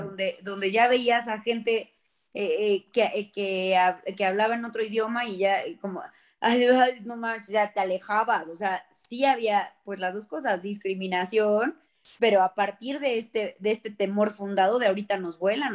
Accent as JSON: {"language": "Spanish", "town": "Cholula", "region": "Puebla", "country": "Mexico", "tie": "born or raised there", "said": "en Cholula yo sí me eduqué con, Rosario en mano y además la visita de la, de la Virgen a casa"}